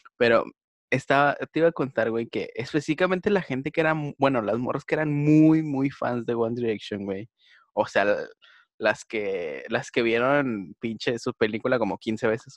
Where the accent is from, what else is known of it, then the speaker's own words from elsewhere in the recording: Monterrey, Nuevo León, Mexico; soy de Monterrey